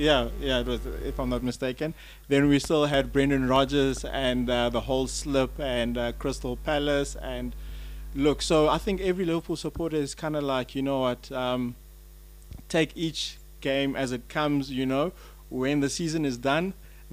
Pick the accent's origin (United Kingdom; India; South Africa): South Africa; moved away; I'm a South African